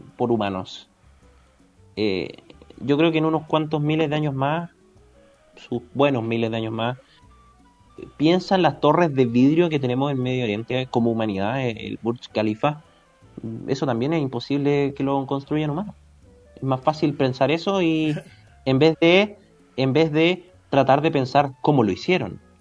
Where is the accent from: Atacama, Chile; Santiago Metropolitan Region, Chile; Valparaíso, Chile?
Santiago Metropolitan Region, Chile; Santiago; yo soy de Las Condes